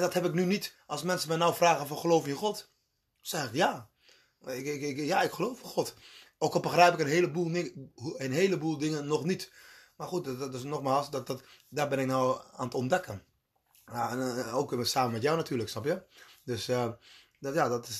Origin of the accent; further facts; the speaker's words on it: Colombia; now in Netherlands; waar ik vandaan kom, waar ik geboren ben, zijn de meeste mensen katholiek. Dus dat is, ja, in Colombia